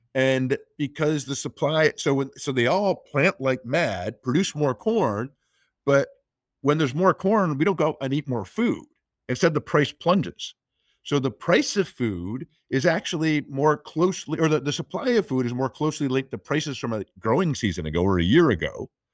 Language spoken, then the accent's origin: English; United States; I'm an American